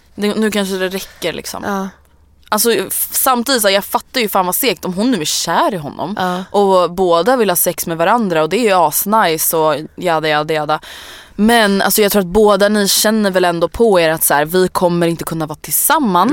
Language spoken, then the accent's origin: Swedish; Stockholm, Stockholm County, Sweden; also born or lived in Årsta; jag är från Älvsjö